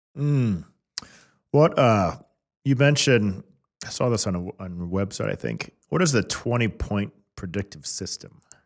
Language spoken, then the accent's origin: English; Kansas City, United States; I was born and raised in Kansas City.